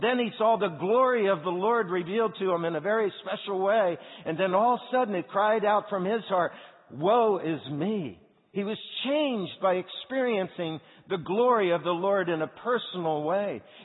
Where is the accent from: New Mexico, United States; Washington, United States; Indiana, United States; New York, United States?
Indiana, United States; Indianapolis; I'm from Indianapolis